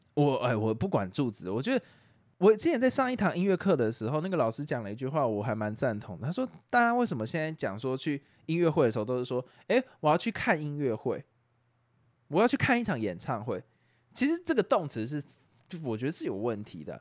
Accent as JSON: {"language": "Chinese", "region": "Taoyuan", "country": "Taiwan", "said": "我是桃园人啊，我先桃园人，所以我我也在我被骂的也也在被骂的范围。我不是台北人"}